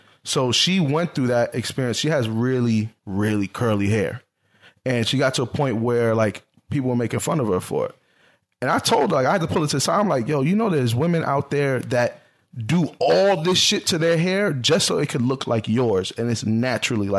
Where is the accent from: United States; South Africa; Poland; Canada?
United States; New York; now in Pennsylvania, United States; We're from the Bronx. We're from the Bronx